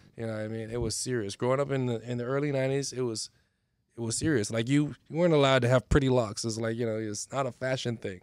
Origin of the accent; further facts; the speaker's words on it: Bahamas; moved away; also born or lived in Miami; Was raised in the Bahamas, uh, both parents from the Bahamas.